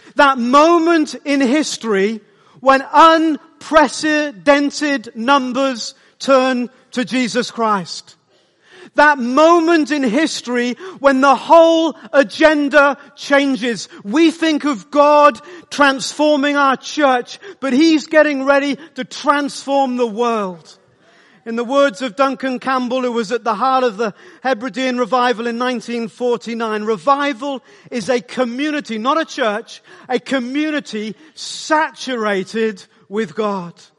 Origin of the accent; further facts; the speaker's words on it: South Wales, United Kingdom; I grew up in South Wales